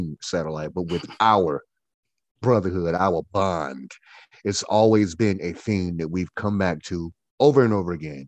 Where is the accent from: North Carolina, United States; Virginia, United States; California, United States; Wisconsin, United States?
North Carolina, United States; Goldsboro; now in Winston-Salem, United States; I am from Goldsboro. I am a Goldsboroianite from Goldsboro